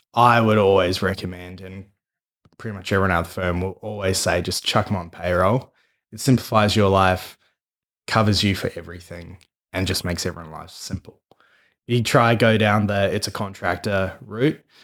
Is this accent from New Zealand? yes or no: yes; New Zealand; now in Australia; being a Kiwi